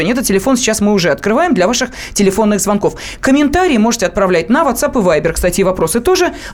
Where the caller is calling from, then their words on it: Moscow, Russia; я звоню из Москвы.